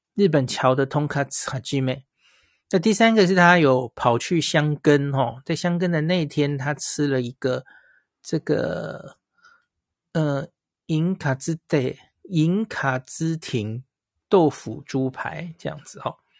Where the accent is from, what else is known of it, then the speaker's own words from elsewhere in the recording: Taiwan; 我们台湾人